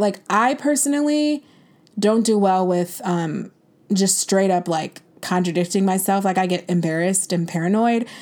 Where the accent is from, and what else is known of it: United States